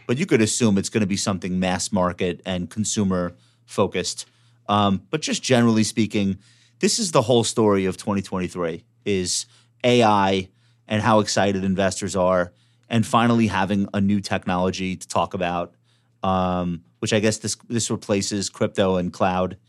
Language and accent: English; Long Island, New York, United States; accent: Long Island